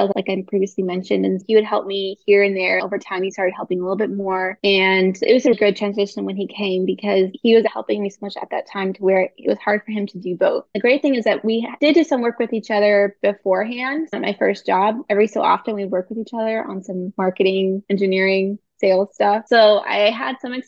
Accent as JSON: {"language": "English", "area": "Bay Area", "region": "California", "country": "United States", "moved": "yes", "lives_now": "Tulsa, United States", "said": "I'm originally from the Bay Area"}